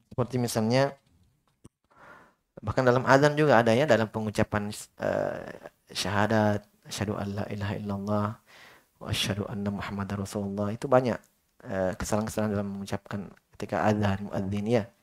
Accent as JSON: {"language": "Indonesian", "region": "Sulawesi", "country": "Indonesia", "said": "seperti teman-teman dari Jawa dulu di Yaman kalau dengar kita orang Sulawesi berbicara, mereka pusing."}